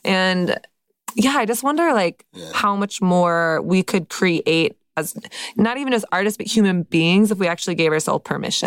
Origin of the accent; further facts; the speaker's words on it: Texas, United States; I'm from Texas